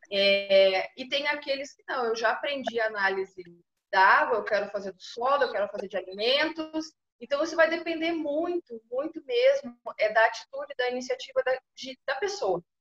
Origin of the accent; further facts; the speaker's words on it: Pelotas, Rio Grande do Sul, Brazil; now in Paraná, Brazil; eu estou no Paraná, mas sou natural de Pelotas.